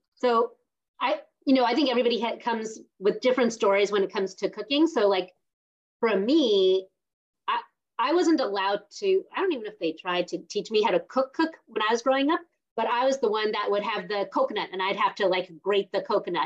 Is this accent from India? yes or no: yes; South India, India; I'm from South India too